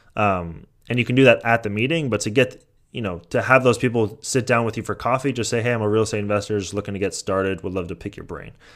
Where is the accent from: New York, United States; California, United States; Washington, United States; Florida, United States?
California, United States; San Mateo; moved away; I grew up in San Mateo